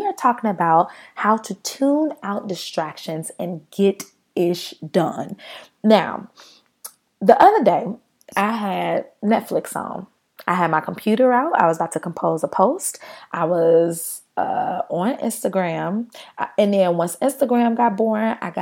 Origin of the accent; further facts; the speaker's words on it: United States; we as an American people